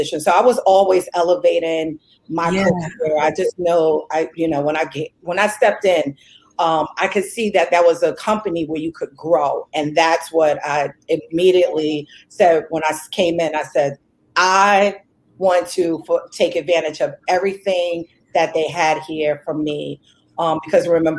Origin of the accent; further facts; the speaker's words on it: New York, United States; moved away as an adult; also born or lived in Wilmington, North Carolina; I'm originally from New York